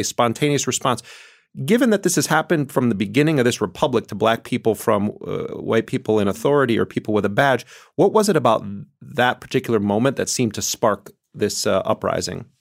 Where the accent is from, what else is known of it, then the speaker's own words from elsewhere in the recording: Milwaukee, Wisconsin, United States; as a kid growing up in Milwaukee